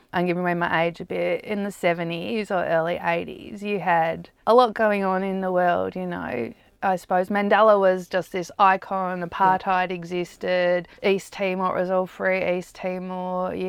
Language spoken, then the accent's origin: English; Australia; also born or lived in United States; In Australia. Oh, in the US for a bit, and then in Australia.